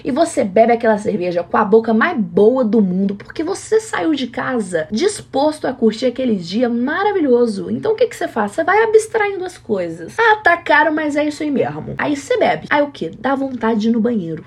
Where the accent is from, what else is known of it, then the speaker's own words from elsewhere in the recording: Brazil; sendo brasileira há 24 anos